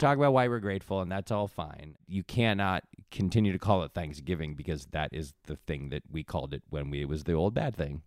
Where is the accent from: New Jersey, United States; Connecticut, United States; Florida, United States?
Connecticut, United States; moved away; I grew up in Connecticut